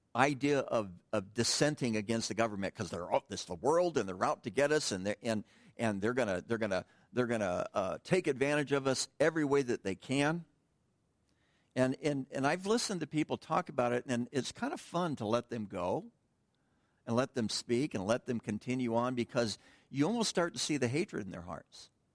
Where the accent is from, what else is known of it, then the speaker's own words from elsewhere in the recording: United States; us as American Christians